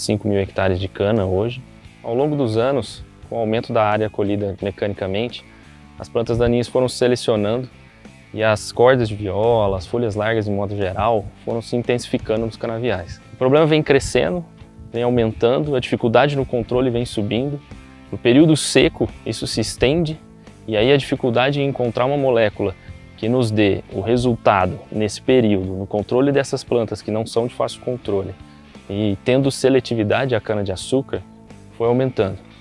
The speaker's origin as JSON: {"language": "Portuguese", "town": "Tupaciguara", "region": "Minas Gerais", "country": "Brazil", "said": "Somos da região de Tupaciguara, Minas Gerais"}